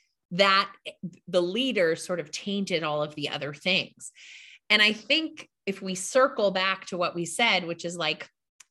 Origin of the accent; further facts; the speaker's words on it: outside of Boston, Massachusetts, United States; I was raised outside of Boston in a Catholic church